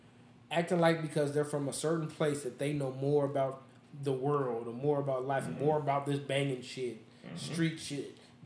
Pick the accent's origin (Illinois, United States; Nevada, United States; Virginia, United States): Nevada, United States; Las Vegas; I'm born and raised in Las Vegas. I've never lived anywhere else.